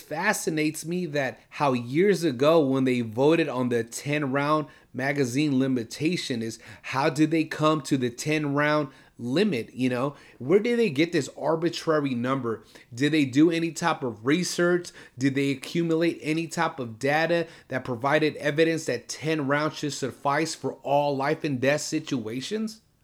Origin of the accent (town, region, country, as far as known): California, United States